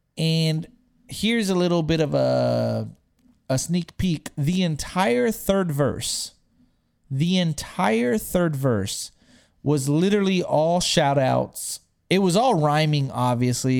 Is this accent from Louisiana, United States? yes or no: no; Texas, United States; I'm from Texas